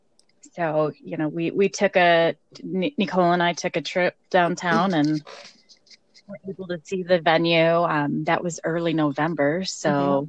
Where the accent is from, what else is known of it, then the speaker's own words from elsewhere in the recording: Colorado, United States; Denver, Colorado, my home state